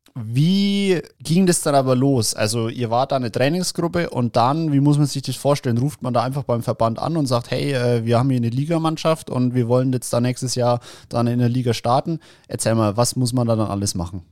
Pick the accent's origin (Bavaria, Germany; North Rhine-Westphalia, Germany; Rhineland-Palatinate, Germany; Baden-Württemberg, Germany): Bavaria, Germany; bei uns in Bayern